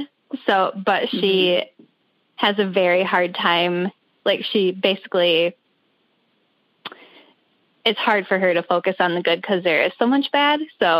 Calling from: Michigan, United States; I'm calling from Michigan, the central Michigan area.

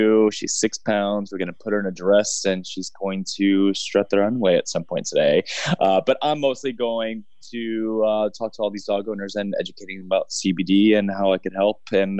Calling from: New York City, New York, United States; Hi there, I'm joining you from New York City today.

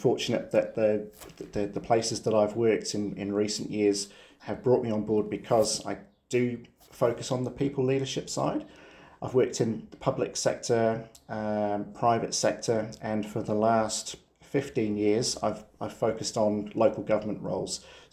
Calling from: New Zealand; we're dialing in from New Zealand first and foremost, so the other side of the world.

